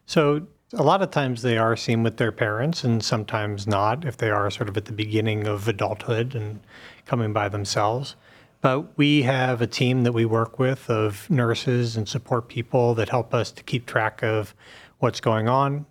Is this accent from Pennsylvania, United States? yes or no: yes; Pittsburgh, Pennsylvania, United States; moved away as an adult; now in Cleveland, United States; I grew up in Pittsburgh and came to Cleveland about fifteen years ago to, uh, do residency, and have been here ever since.